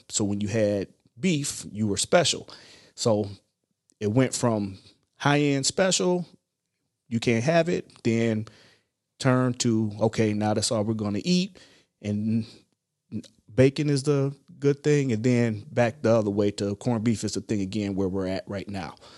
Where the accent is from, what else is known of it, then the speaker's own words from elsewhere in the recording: Ohio, United States; moved away as an adult; I'm originally from Ohio